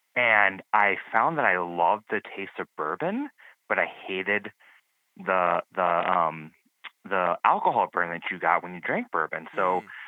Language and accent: English; Milwaukee, Wisconsin, United States; I'm from Milwaukee